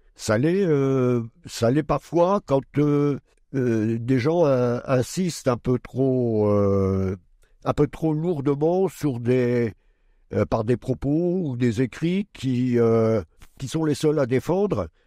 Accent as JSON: {"language": "French", "area": "Pas-de-Calais", "region": "Hauts-de-France", "country": "France", "tie": "born or raised there", "moved": "as an adult", "lives_now": "Châlons-en-Champagne, France", "said": "je suis né dans le Pas-de-Calais"}